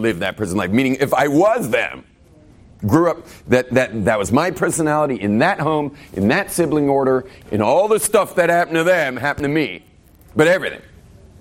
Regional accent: Malibu, California, United States; also born or lived in West LA; growing up in Malibu

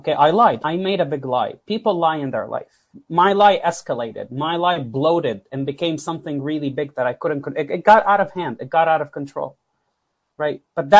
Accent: Florida, United States; I'm telling you, I'm a guy from South Florida.

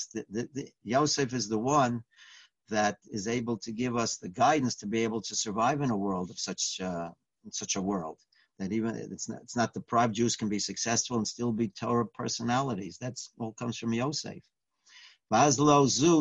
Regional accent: New York City, New York, United States; I grew up in the Bronx

